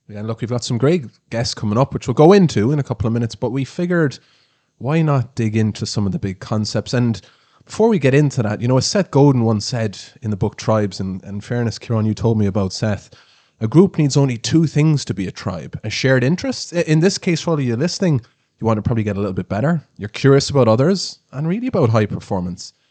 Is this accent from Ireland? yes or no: yes; Ireland; we're Irish